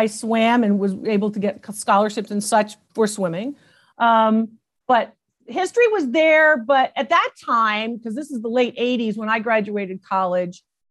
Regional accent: New Haven, Connecticut, United States; I was born in New Haven, Connecticut

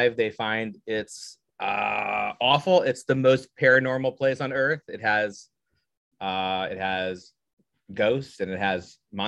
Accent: Southern Indiana, United States; I'm from Indiana, so we're good Midwest boys

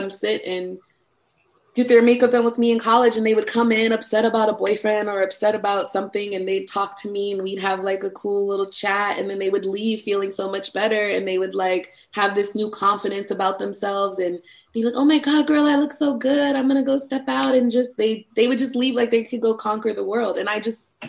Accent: Connecticut, United States; moved away as an adult; also born or lived in Norfolk, Virginia; I grew up in Connecticut

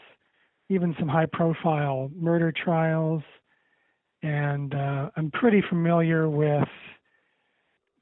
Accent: Ohio, United States; moved away as an adult; also born or lived in Western Pennsylvania; now in Pittsburgh area, Pennsylvania, United States; I'm mostly from Ohio. I've lived in Ohio most of my life, but I'm now working for a newspaper in Western Pennsylvania near Pittsburgh

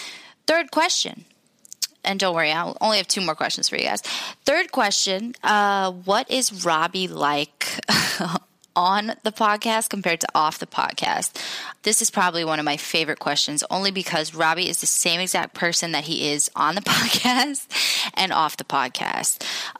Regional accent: Jordan; So I'm from Jordan. It's in the Middle East.

